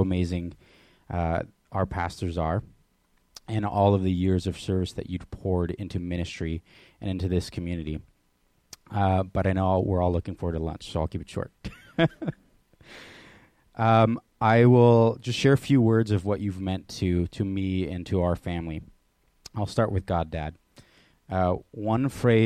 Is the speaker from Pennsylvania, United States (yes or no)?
no; Oak Harbor, Washington, United States; moved away; I was born in Oak Harbor in 1993. And I grew up here when I was younger.